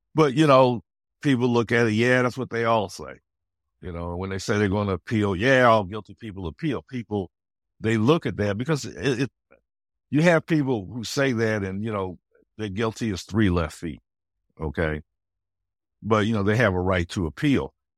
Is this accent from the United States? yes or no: yes; Detroit, Michigan, United States; I was, uh, born and raised in Detroit, Michigan